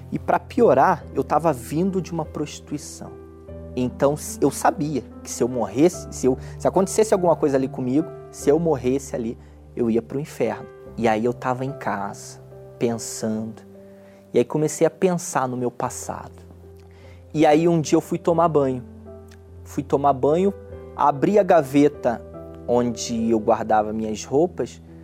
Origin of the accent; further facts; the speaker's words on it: Belford Roxo, Rio de Janeiro, Brazil; eu nasci em Belfort Roxo, um bairro pobre do Rio de Janeiro que fica na Baixada Fluminense